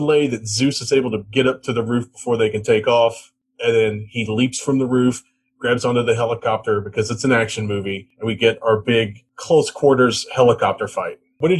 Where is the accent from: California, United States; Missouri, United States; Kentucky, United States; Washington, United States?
Kentucky, United States; Louisville; my hometown of Louisville.